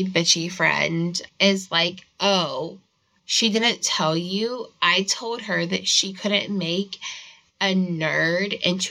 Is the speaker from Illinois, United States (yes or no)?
no; Virginia, United States; We're from Virginia